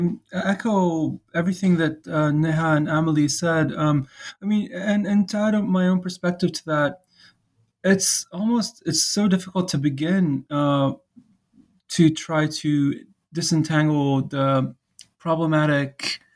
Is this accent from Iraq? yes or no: yes; Iraq; also born or lived in Kuwait; now in United States; my own background is Iraqi, and I grew up partly in the Gulf. We lived in Kuwait when I was young to just before adolescence. And at that time, we moved to the United States. So being from Iraq and of an Iraqi family